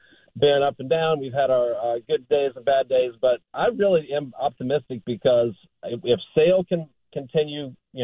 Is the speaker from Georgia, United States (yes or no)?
no; North Carolina, United States; So I called you from when I was in Vermont, and now I'm in Massachusetts. And I'm from North Carolina